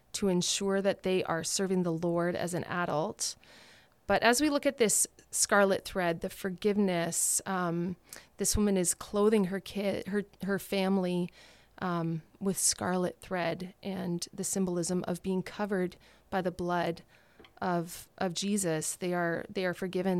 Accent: Thunder Bay, Ontario, Canada; I grew up in Thunder Bay

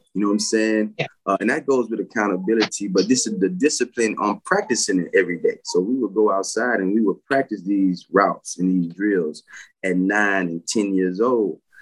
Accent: Pensacola, Florida, United States; Born and raised in Pensacola, Florida

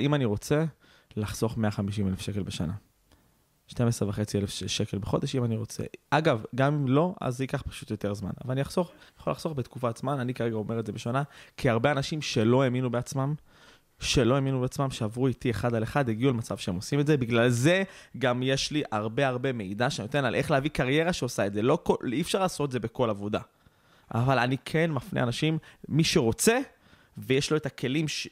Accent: Israel; אנחנו ישראלים

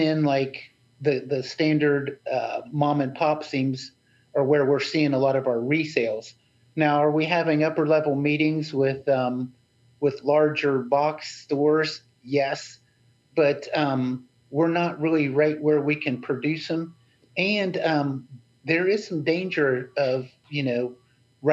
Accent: West Virginia, United States; I'm from West Virginia

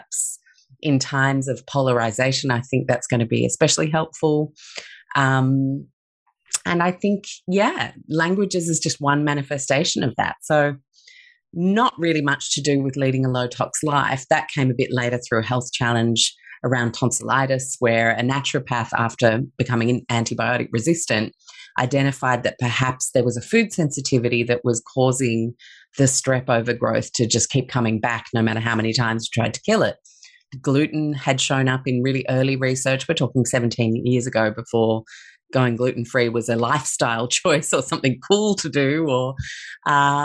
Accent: Sydney, New South Wales, Australia; also born or lived in London / Chicago; I grew up in Sydney from the age of 6.

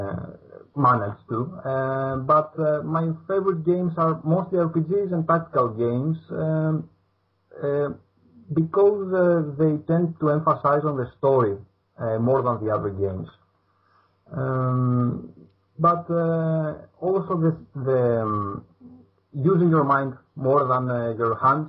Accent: Greece; English is a second language; I am from Greece

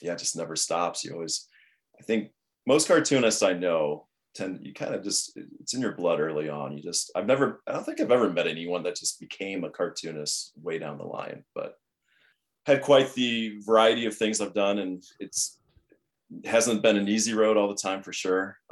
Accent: Ohio, United States; now in Los Angeles, United States; I'm originally from Ohio

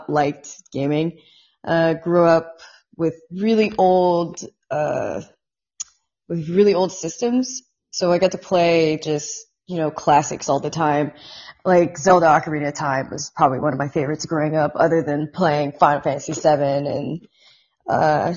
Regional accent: Indiana, United States; born or raised there; moved away as an adult; also born or lived in Long Beach, California / Washington, D.C.

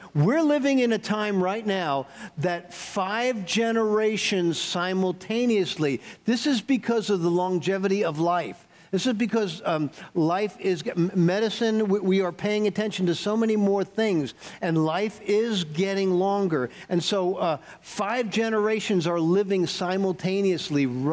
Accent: New York, United States; moved away; I grew up in New York, and so I'm a skeptic. I'm a New York skeptic

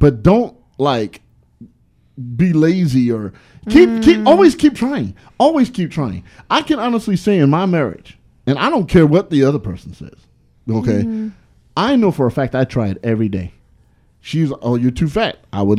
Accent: California, United States; I'm from the California that I like big girls. I'm from the California that don't mind if you put on weight.

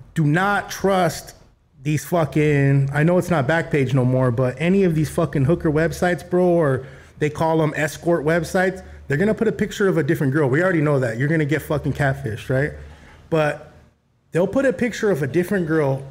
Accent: El Monte, California, United States; I grew up in Monte

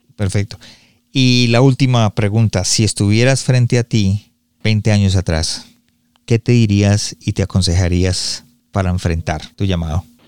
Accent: Colombia; yo soy colombiano

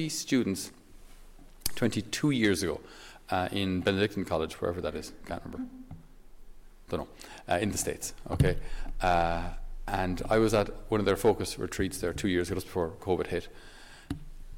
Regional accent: Ireland; for us as Irish people and as Irish men

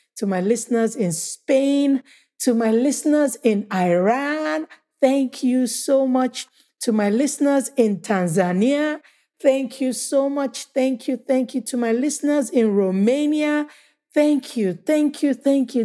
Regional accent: Nigeria; also born or lived in United States; Nigeria is my home country

